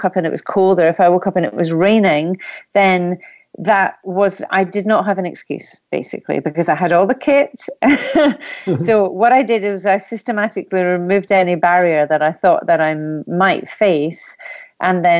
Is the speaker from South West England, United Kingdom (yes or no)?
no; Scotland, United Kingdom; I'm Scottish